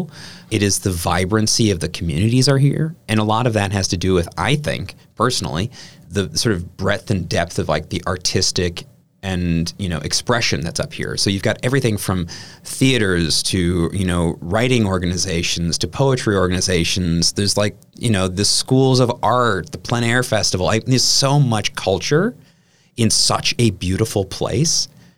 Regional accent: Kiel, Wisconsin, United States; I'm originally from Wisconsin. I grew up in Keele, which is, you know, a few miles down Highway 57

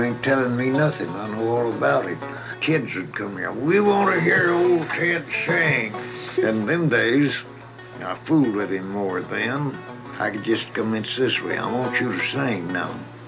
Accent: Texas, United States; born there; now in California, United States; I was born in Kaufman County, Texas. That is in 11th of September, 1886. Come to California in 1906.

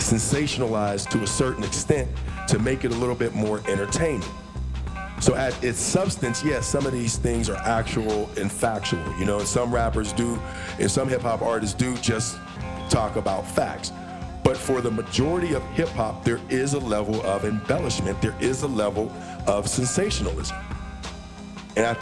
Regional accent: Pittsburgh, Pennsylvania, United States; I'm from Pittsburgh

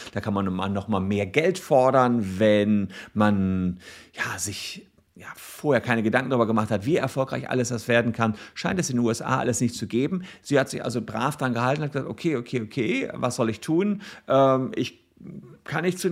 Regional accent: Germany; bei uns in Deutschland

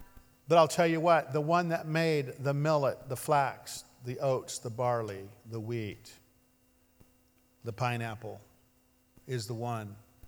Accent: Ashland, Oregon, United States; well, I'm from Ashland, that would be natural for me to go to New Age

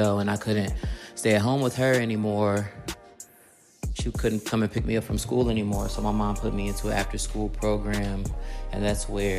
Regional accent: Chicago, Illinois, United States; I grew up near Austin, Belmont Cragen, also like Division of Pulaski, North Avenue of Pulaski. So west side of Chicago

